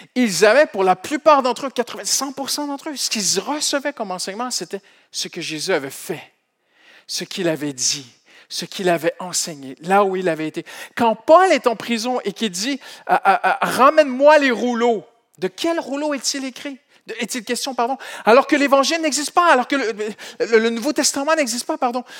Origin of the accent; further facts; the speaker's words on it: Canada; Moi, je suis du Canada.